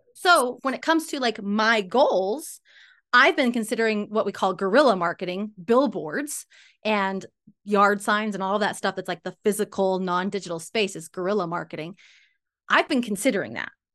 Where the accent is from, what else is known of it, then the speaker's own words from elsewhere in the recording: Salt Lake City, Utah, United States; also born or lived in California; I'm from Salt Lake City, Utah, U S